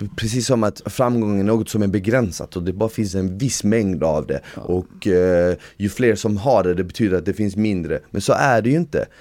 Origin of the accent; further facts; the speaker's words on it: Sweden; jag är svensk